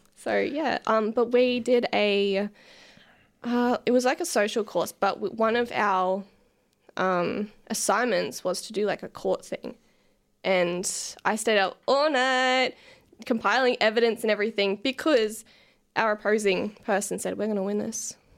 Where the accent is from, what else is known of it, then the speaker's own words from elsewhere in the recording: Lowood, Queensland, Australia; I grew up in the lovely town called Lowood